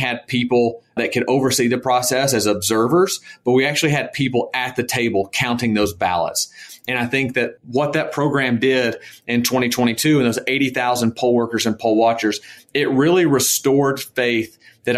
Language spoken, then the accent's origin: English; Georgia, United States; moved away as an adult; my home state of Georgia